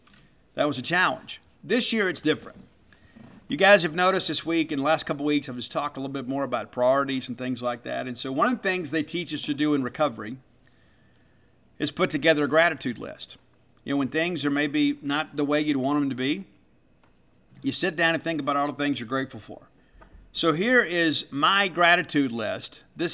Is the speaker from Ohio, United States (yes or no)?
no; Mississippi, United States; I am grateful to be a Mississippian. I love growing up in Mississippi.